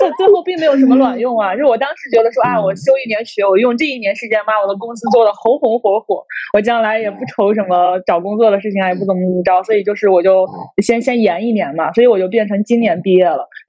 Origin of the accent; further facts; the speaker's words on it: Shandong, China; 我我是山东